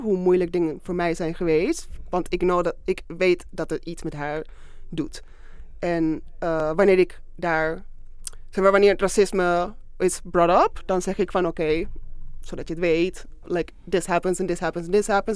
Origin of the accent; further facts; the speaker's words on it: Málaga, Andalusia, Spain; moved away as an adult; also born or lived in Venezuela; now in Netherlands; En op mijn vijfde zijn we naar Zuid-Spanje verhuisd, naar Malaga.